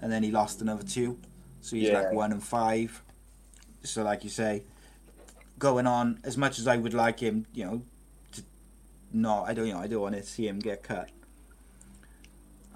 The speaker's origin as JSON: {"language": "English", "region": "Wales", "country": "United Kingdom"}